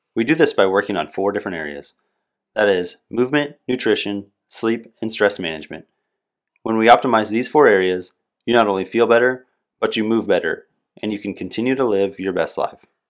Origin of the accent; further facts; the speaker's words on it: Nebraska, United States; moved away as an adult; also born or lived in Washington State / Okinawa, Japan; now in Des Moines, United States; I'm originally from Nebraska